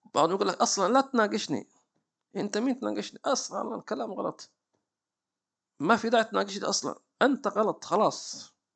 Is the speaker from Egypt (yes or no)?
no; Hadhramaut, Yemen; عندنا في حضرموت